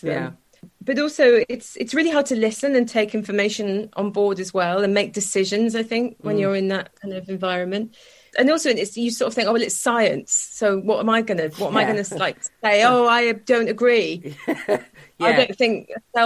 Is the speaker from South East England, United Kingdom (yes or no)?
no; South Wales, United Kingdom; I grew up in South Wales.